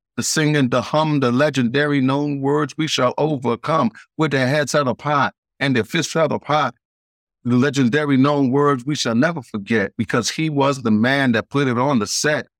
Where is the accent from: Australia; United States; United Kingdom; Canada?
United States; New York City, New York; moved away; I was born in Queens, New York